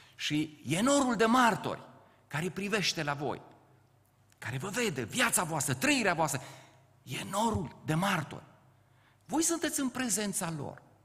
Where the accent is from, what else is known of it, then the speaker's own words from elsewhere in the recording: Ciuta, Caraș-Severin County, Romania; moved away as an adult; also born or lived in Topleț; now in Bucharest, Romania; de fapt rădăcinile mele sunt în Banat. Eu sunt din Ciuta, m-am căsătorit la Topleț și cu ajutorul Domnului am ajuns în București